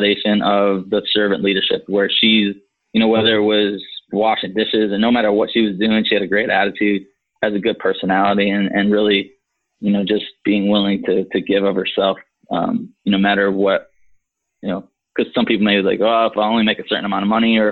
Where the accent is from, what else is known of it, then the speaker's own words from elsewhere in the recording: Michigan, United States; moved away; we were growing up in Michigan